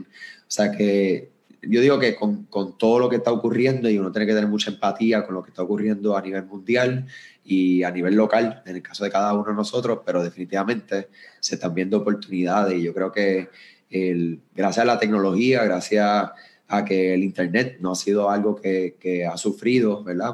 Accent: Puerto Rico; soy de acá de Puerto Rico, eh, yo me encuentro en el área de San Juan

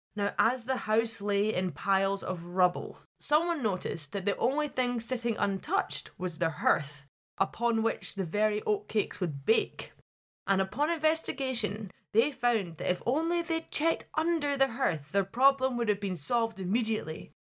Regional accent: Glasgow, Scotland, United Kingdom; moved away as an adult; now in Highlands, Scotland; I'm from Glasgow, so anywhere above there is considered the Highlands to me

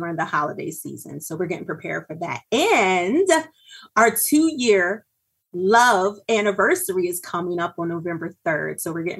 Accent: Norristown, Pennsylvania, United States; I'm from Norristown, Pennsylvania, born and raised, educated in the Norristown Area School District.

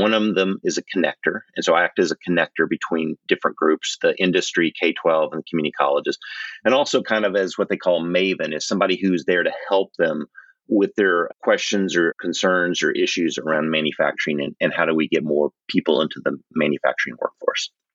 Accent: Oklahoma, United States; I grew up in Oklahoma

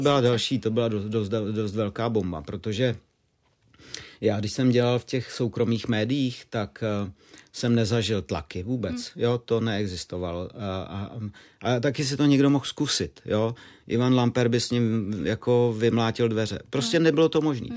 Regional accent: Moravia, Czechia; navíc jsem žil na Moravě

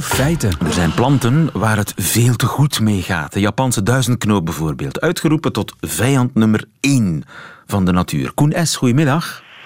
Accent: Flanders, Belgium; wij als Vlamingen

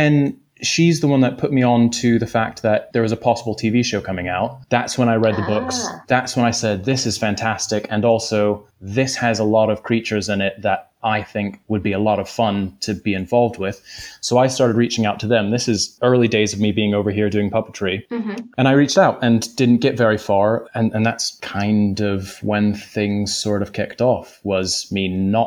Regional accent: North Carolina, United States; moved away as an adult; I'm from North Carolina originally, over in the States

